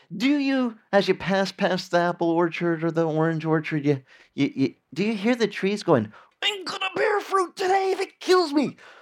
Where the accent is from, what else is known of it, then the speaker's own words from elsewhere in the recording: Arizona, United States; I grew up in Arizona where we had a lot of orange orchards